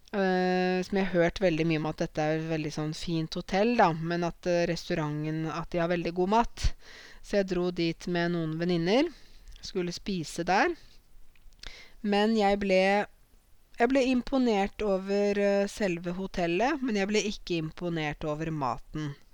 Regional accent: Norway; I ryggraden min så sitter det norske verdier, norske tradisjoner og jeg er norsk

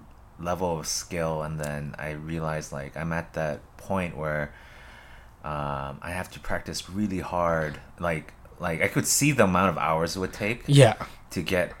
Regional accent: Hawaii, United States; moved away; Hawaii. I grew up in Hawaii.

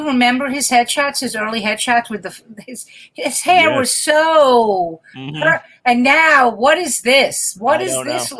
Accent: New York City, New York, United States; moved away as an adult; also born or lived in Manhattan / Las Vegas; I grew up in the Brooklyn where there wasn't the fucking craft beers and the vegan and the organic. I grew up in Brooklyn. You know what I mean? 86th Street, all the Italian food, all the bakeries

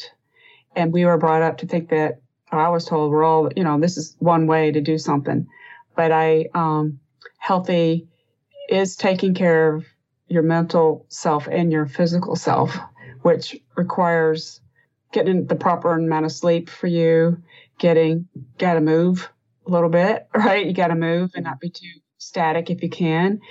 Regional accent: the South, United States; my mother's from France. My father was from Kentucky and I was raised in the South

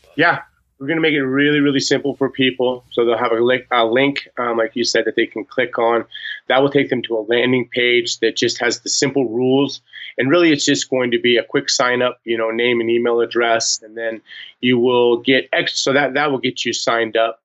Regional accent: Montana, United States; born and raised in Montana

